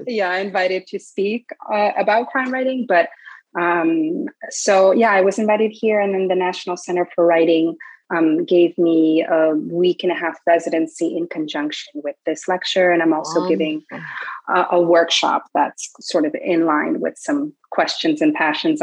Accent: Paris, Île-de-France, France; because I come from Paris and it's a very big city

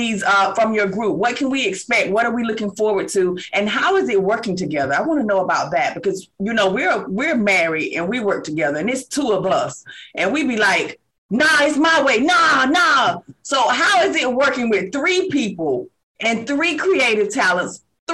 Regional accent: Georgia, United States; So I'm originally from Georgia

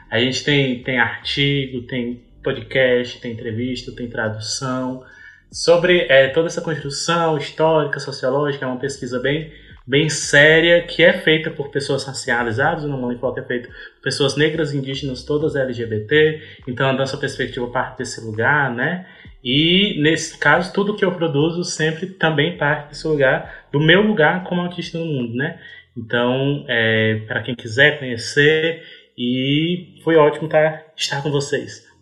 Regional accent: Ceará, Brazil; eu sou do Ceará

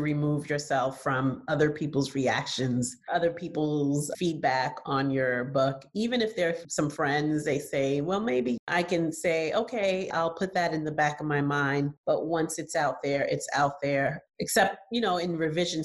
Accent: New York City, New York, United States; also born or lived in Haiti; I grew up in New York City and I was a child when the Central Park Five

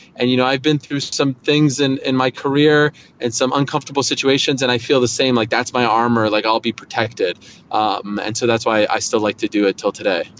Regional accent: Montreal, Quebec, Canada; moved away as an adult; also born or lived in Syracuse; I grew up at I grew up in Montreal

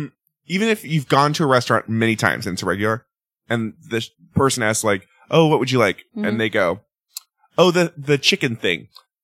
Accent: Orange County, California, United States; moved away; I grew up in Orange County, which is super safe

